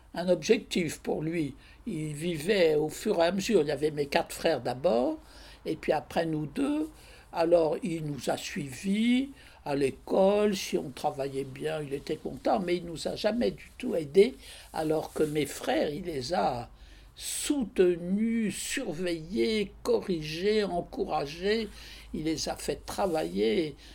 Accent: Paris, Île-de-France, France; also born or lived in Angers; je suis née le 20 janvier 1923 à Paris

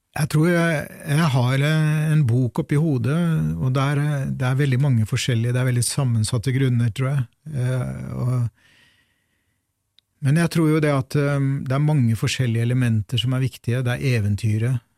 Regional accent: Fredrikstad, Østfold, Norway; moved away; jeg i sin tid ble født og vokste opp i Fredrikstad

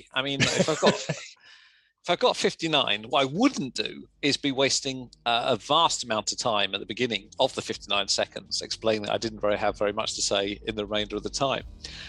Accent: England, United Kingdom; accent: English; You know, the thing is, as well as having an English accent, I also have a voice which sounds like everything I say sounds sarcastic.

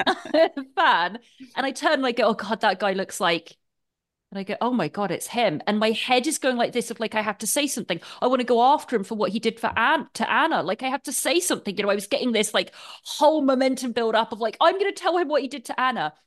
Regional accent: England, United Kingdom; being English

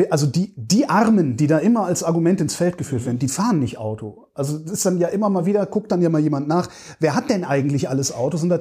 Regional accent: Erkner, Brandenburg, Germany; Ich komme aus Erkner

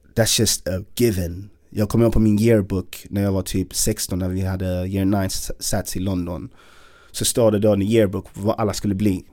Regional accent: Malmö, Skåne, Sweden; Jag är född i Malmö, uppvuxen i Malmö.

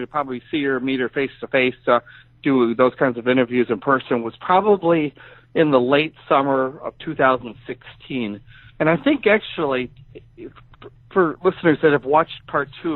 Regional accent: Joliet, Illinois, United States; also born or lived in Wisconsin; came back to Illinois and took a new job in online journalism back in my hometown area of Joliet.

